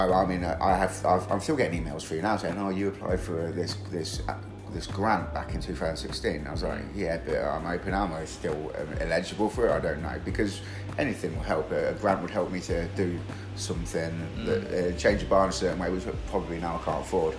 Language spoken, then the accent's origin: English; Lincoln, East Midlands, United Kingdom; I am from Lincoln.